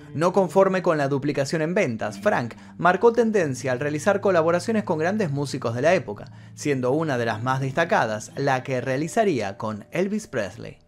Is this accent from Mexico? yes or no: no; Argentina; mi país, en Argentina